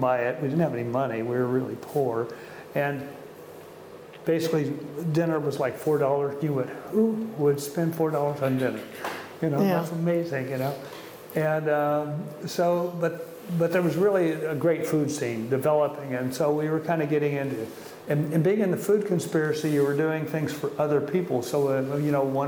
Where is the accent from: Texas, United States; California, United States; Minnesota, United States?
California, United States; Sacramento; moved away as an adult; also born or lived in Santa Cruz / San Francisco; now in Oregon, United States; we're both from Sacramento. I went to McClatchy High School